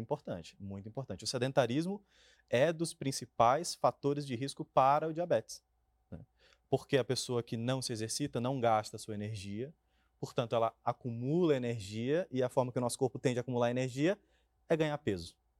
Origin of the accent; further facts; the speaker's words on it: Maranhão, Brazil; moved away; Eu venho lá do Maranhão